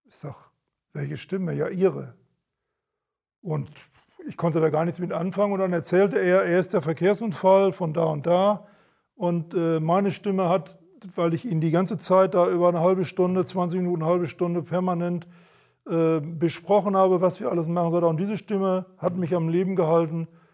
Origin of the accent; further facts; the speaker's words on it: Sauerland, North Rhine-Westphalia, Germany; moved away as an adult; now in Hamburg, Germany; ich, ich komme ja gebürtig aus dem Sauerland und mein Geburtshaus war ein großes Gymnasium